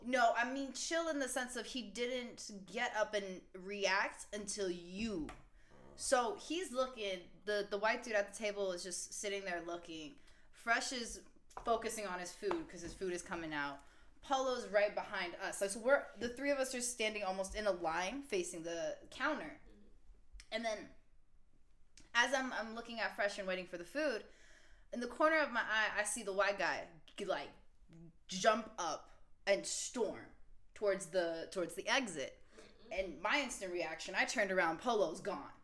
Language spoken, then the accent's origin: English; California, United States; I'm from California